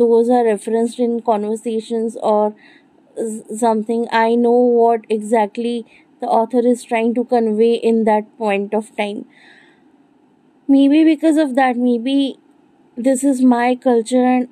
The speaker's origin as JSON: {"language": "English", "region": "Bengal", "country": "India", "said": "I'm not a white person. I'm Indian. I'm Bengali, to be specific."}